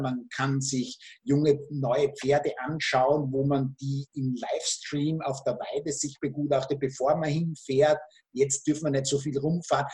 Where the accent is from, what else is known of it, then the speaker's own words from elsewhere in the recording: Austria; Österreich, mein Heimatland